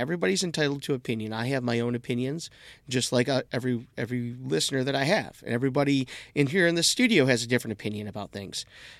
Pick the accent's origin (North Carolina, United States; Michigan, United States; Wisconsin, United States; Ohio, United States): Michigan, United States; Detroit; I'm from Detroit. I don't need something that says Detroit on it to make me feel like I'm from Detroit. And I grew up in the same town that Kid Rock did.